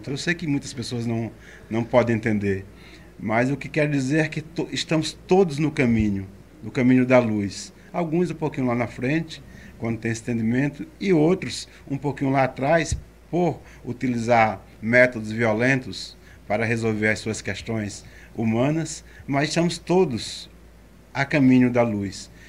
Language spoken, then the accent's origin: Portuguese; Arcoverde, Pernambuco, Brazil; born there; Eu nasci em Arco Verde, numa